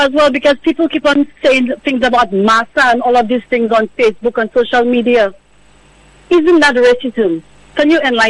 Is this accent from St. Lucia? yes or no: yes; St. Lucia